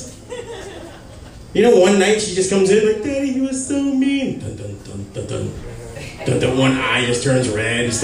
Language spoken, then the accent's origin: English; Hialeah, Florida, United States; I'm from Hialeah.